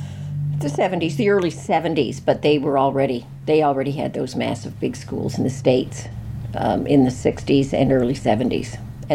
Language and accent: English; Fredericton, New Brunswick, Canada; I went to Fredericton High School in grade 10